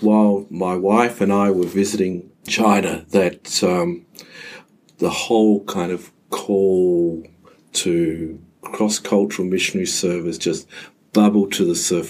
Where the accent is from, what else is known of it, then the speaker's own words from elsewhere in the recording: Mount Gambier, South Australia, Australia; moved away as an adult; now in Adelaide, Australia; I grew up in Mount Gambier in the 1960s, 1970s